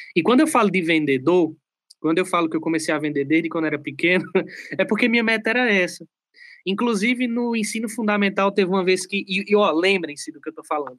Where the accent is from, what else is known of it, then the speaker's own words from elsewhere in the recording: sertão of Pernambuco, Brazil; moved away; also born or lived in southern Brazil; Eu venho do sertão de Pernambuco. É uma cidade aí que tem mais ou menos 80 mil habitantes. E eu não tive uma infância muito fácil